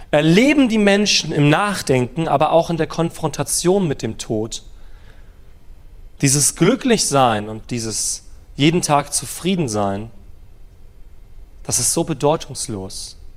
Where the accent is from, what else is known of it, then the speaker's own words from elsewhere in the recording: Germany; Wir als Deutsche sind ja so ein bisschen Sicherheitsfanatiker.